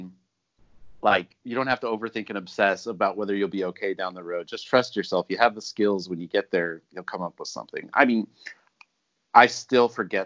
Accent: Riverside, California, United States; We grew up in Riverside, which is sort of in the middle of nowhere. It's an hour away from everything cool.

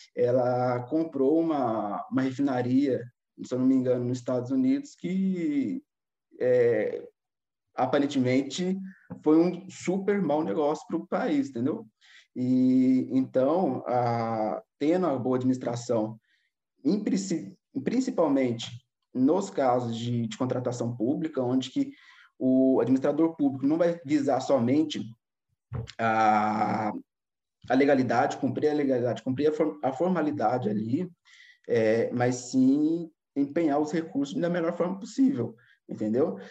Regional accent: Pouso Alegre, Minas Gerais, Brazil; moved away as an adult; also born or lived in Belo Horizonte, Brazil; now in Lisbon, Portugal; eu sou mais precisamente de, de Pouso Alegre, sul de Minas

